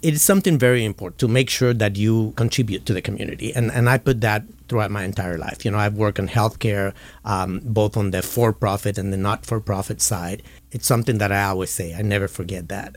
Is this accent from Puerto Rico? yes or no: yes; Puerto Rico; moved away as an adult; now in California, United States; I was born and raised in Puerto Rico and moved to California